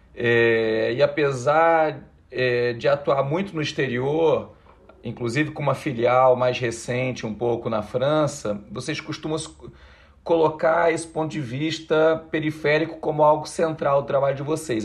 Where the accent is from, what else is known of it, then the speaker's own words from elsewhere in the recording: Rio de Janeiro, Brazil; moved away as an adult; now in São Paulo, Brazil; Sou carioca e vim para São Paulo em 2003